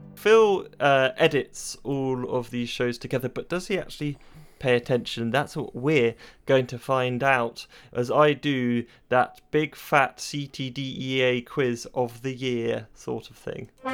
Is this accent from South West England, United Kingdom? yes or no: yes; Cheltenham, South West England, United Kingdom; accent: burr; we're from Cheltenham, Gloucestershire